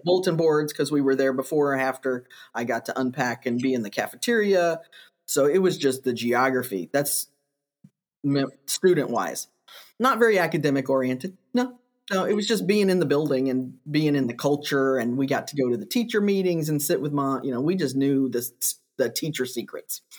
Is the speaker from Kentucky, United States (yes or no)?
yes; Kentucky, United States; moved away as an adult; now in Missouri, United States; I grew up in Kentucky and did my teacher prep there and then came to Missouri